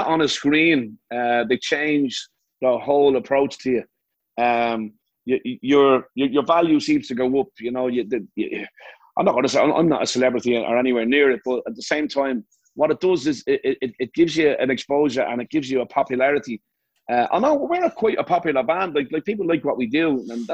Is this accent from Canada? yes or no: no; Ireland; moved away as an adult; now in United States; I love being Irish and I love Ireland